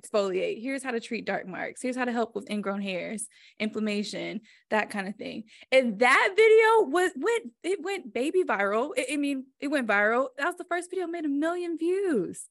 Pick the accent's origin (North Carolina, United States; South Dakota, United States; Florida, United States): North Carolina, United States; Greensboro; also born or lived in Denver; i am from greensboro north carolina